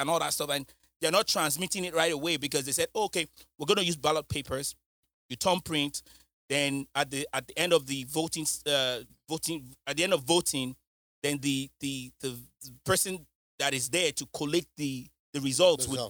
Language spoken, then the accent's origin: English; United Kingdom; now in United States; I'm not American. I don't know. I'm British